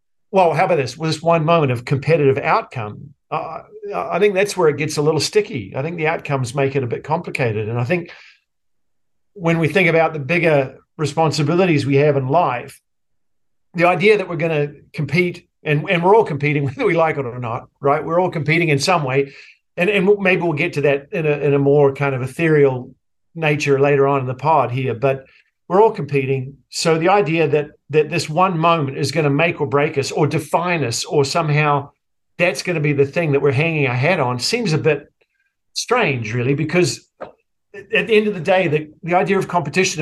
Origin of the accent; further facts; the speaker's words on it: New Zealand; moved away as an adult; now in United States; my socialization growing up in New Zealand